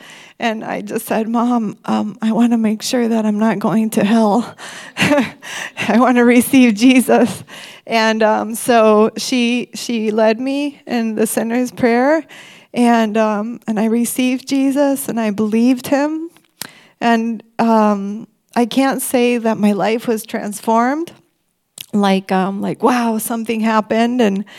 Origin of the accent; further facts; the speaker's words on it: Mexico; also born or lived in Michigan, United States; When I was one, we moved from Michigan to Mexico. And I think that was a cultural shock for me.